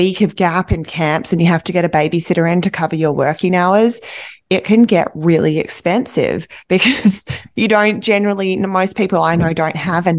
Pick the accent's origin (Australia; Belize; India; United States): Australia; now in Vancouver, Canada; I'm Australian